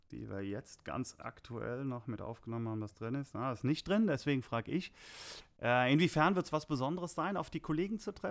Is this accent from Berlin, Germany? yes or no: no; Babenhausen, Hesse, Germany; moved away; also born or lived in Groß-Umstadt; Ich komme aus Babenhausen, ich bin geboren in Großumstadt.